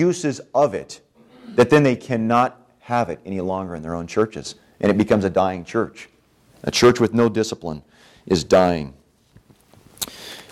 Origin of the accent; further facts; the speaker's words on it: California, United States; when I was growing up in California